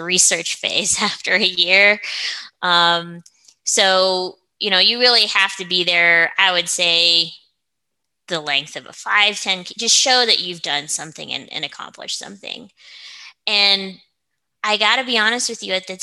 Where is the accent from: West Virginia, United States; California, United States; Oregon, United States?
Oregon, United States; also born or lived in Seattle; now in Colorado, United States; I'm originally from Oregon